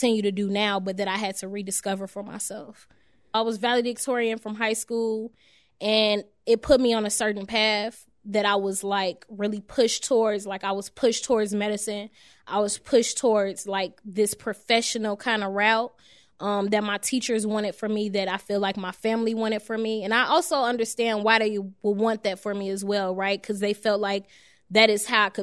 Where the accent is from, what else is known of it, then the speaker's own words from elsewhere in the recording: Chicago, Illinois, United States; also born or lived in Chatham, Chicago; I'm actually from Englewood, 67th and Peoria